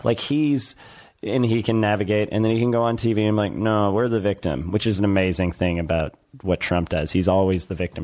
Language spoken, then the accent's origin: English; United States; I'm American